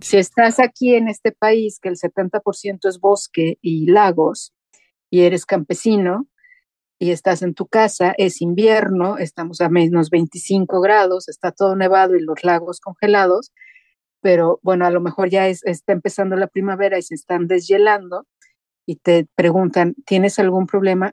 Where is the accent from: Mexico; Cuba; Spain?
Mexico; moved away as an adult; now in Sweden; mi responsabilidad como mexicano en el extranjero es lo que yo haga representa a todo un país. Ahora soy la mexicana en la radio sueca